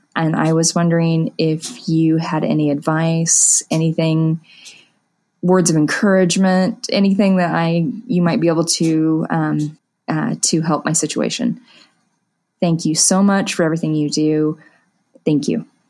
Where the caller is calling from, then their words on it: Wichita, Kansas, United States; I'm calling from the Wichita, Kansas area